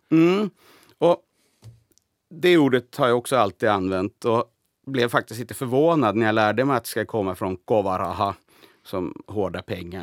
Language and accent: Swedish; Sweden; now in Finland; jag, var nyss hemma i Sverige